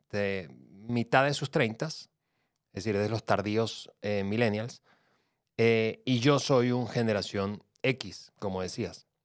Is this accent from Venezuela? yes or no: yes; Venezuela; also born or lived in Mexico; yo que soy venezolano-mexicano